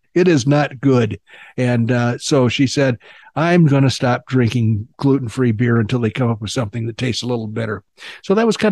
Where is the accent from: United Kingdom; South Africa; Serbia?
United Kingdom; England; I'm English.